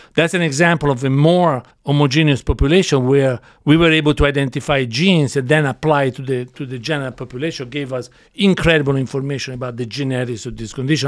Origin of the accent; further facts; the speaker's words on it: Florence, Tuscany, Italy; moved away as an adult; now in United States; I grew up in Florence, Italy